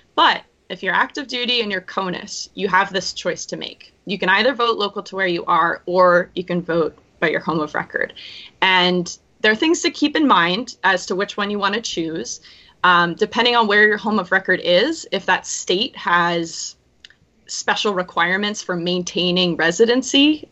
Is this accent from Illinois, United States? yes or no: no; right outside San Francisco, California, United States; moved away as an adult; also born or lived in Washington State / Washington D.C. / Omaha, Nebraska; I grew up in California, uh, right outside San Francisco.